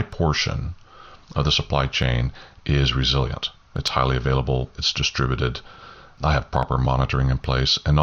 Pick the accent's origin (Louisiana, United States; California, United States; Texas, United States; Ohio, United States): Texas, United States; Southeast Texas coast, United States; I grew up on the Southeast Texas coast, and we had hurricanes all the time